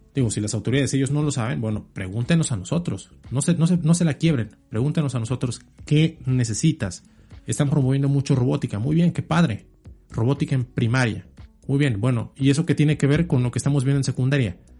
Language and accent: Spanish; Mexico; como mexicanos